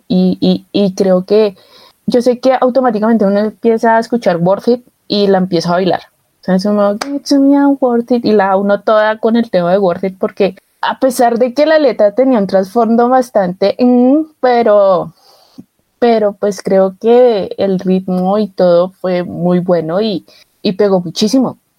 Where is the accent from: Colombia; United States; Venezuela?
Colombia; Bogotá; yo soy de Bogotá